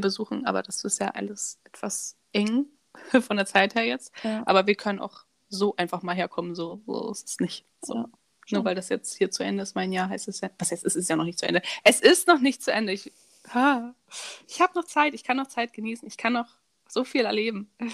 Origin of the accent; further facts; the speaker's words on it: Germany; moved away; also born or lived in France; ich komme aus Deutschland